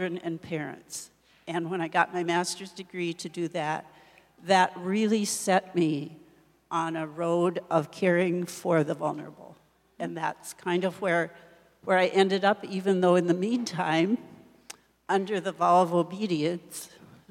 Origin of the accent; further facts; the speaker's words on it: Watertown, South Dakota, United States; I grew up near Watertown on a farm, and I went 8 years to a rural school, which some of you may not even know what that is anymore, but it was at Grover, South Dakota